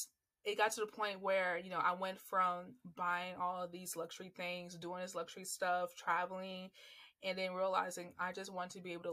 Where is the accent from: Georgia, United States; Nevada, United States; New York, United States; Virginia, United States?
Georgia, United States; Atlanta; accent: neutral; Because when people hear me talk, they don't think I'm from Atlanta. Like, no, I have a very neutral voice because I had to learn how to have a neutral voice.